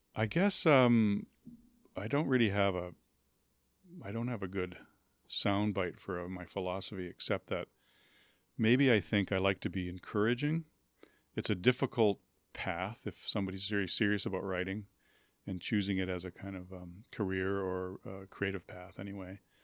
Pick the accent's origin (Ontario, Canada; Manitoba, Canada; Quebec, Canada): Manitoba, Canada; Winnipeg; I grew up in Winnipeg